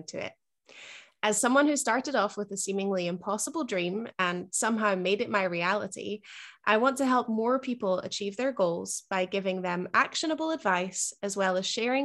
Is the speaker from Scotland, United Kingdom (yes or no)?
yes; Scotland, United Kingdom; moved away; I definitely did not grow up in South Florida. you know, rainy Scotland is about as far from that as you can get